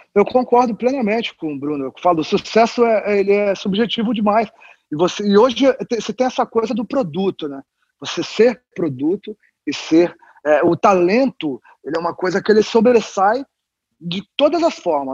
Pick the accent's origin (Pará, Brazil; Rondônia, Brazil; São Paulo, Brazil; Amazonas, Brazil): São Paulo, Brazil; Eu sou paulista, nasci em São Paulo, mas a minha família toda é mineira